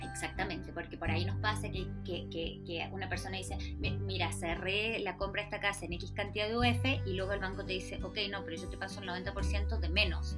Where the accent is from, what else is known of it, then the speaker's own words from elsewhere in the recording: Argentina; moved away as an adult; now in Chile; soy una mujer argentina que lleva 18 años en Chile ya